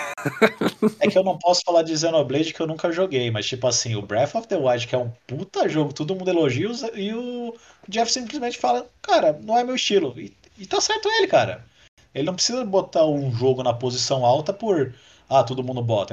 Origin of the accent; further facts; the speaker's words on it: Brazil; como bom brasileiro